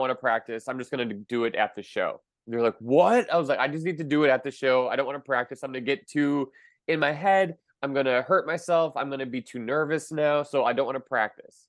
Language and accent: English; Milwaukee, Wisconsin, United States; in my hometown of Milwaukee